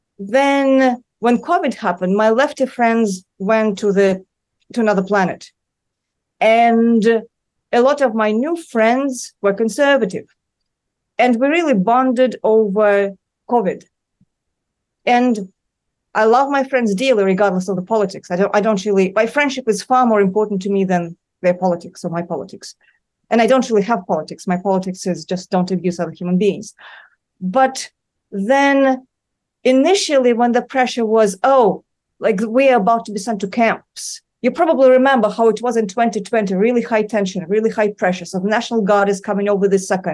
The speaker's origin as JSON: {"language": "English", "region": "Moscow", "country": "Russia", "tie": "born or raised there", "moved": "yes", "lives_now": "New York City, United States", "said": "I grew up in Moscow"}